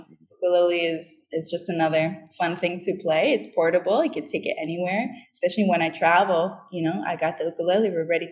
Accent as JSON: {"language": "English", "region": "New England", "country": "United States", "said": "came over to New England through the Appalachian, through Canada, you know, and I'm from New England. I got roots in New England for how many years?"}